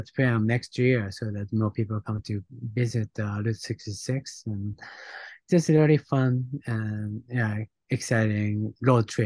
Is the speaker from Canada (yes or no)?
no; Japan; born or raised there; English is a second language; also born or lived in Los Angeles; now in New York, United States